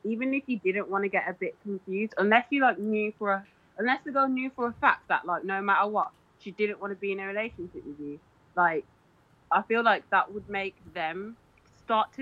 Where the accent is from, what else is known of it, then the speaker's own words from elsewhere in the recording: Birmingham, West Midlands, United Kingdom; I'm from Birmingham in the UK.